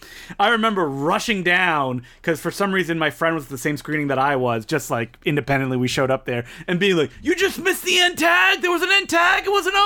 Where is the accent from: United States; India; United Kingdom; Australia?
Australia; We're also Australian. We've been here too long.